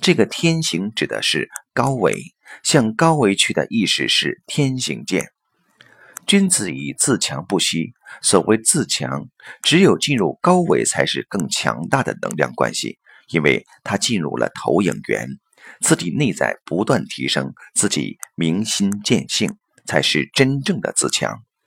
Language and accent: Chinese; China; 用我们中国人的历史来看的话